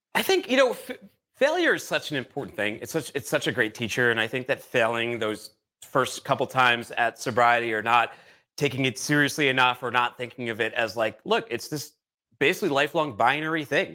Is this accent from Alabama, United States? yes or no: no; Boston, Massachusetts, United States; moved away as an adult; also born or lived in California; now in Chattanooga, United States; I'm from Boston